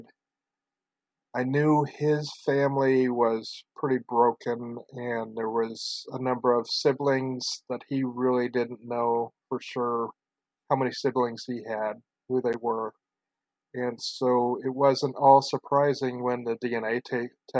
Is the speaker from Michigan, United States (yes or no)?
no; Oregon, United States; also born or lived in California; moved up to Oregon